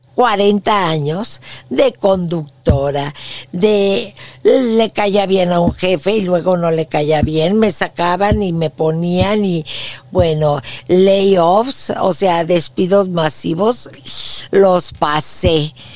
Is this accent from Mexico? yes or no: yes; Mexico City, Mexico; moved away as an adult; now in San Antonio, United States; Yo nací en la Ciudad de México y fui una niña muy feliz